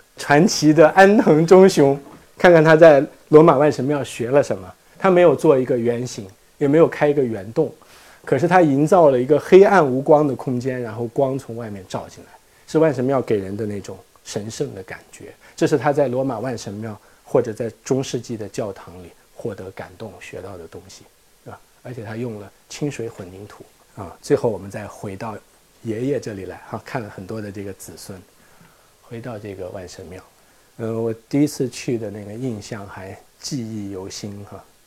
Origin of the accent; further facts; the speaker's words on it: China; 我们中国人